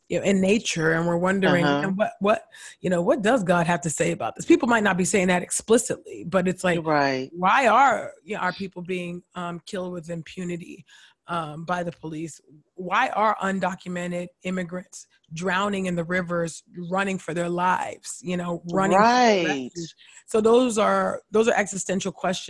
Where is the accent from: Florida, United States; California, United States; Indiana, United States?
California, United States; I grew up born and raised in California